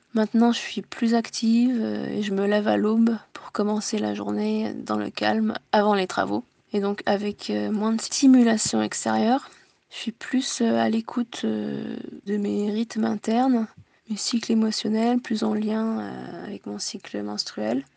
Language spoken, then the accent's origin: French; Tokyo, Japan; now in France; Je suis née en France, de parents français et japonais, j'ai grandi à Tokyo